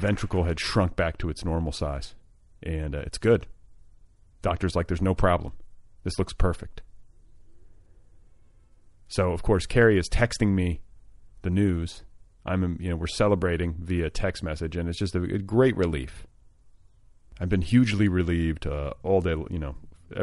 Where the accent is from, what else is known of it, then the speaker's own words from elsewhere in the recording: Indiana, United States; moved away; I grew up with David Letterman, and I grew up in Indiana